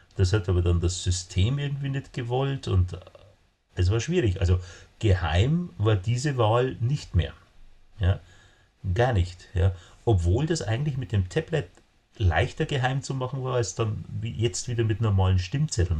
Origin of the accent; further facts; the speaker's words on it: Bavaria, Germany; ich komme aus Bayern